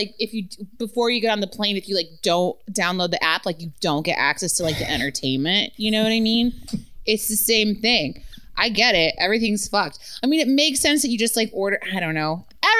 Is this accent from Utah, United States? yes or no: yes; Utah, United States; I was born in Utah.